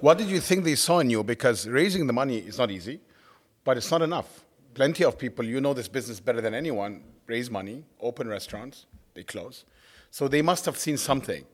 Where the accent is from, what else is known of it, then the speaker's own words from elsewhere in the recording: Cairo, Cairo Governorate, Egypt; moved away; also born or lived in New York; I grew up in Cairo, which I'm in love, in love